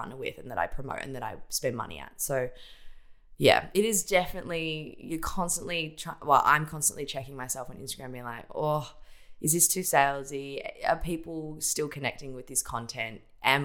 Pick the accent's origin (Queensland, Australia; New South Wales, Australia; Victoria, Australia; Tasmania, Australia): Victoria, Australia; Geelong; I grew up in Ocean Grove in Geelong, on the coast